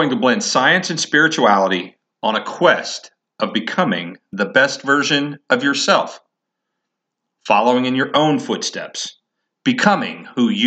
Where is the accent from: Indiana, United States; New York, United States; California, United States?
Indiana, United States; also born or lived in Colorado; now in Massachusetts, United States; I grew up in Indiana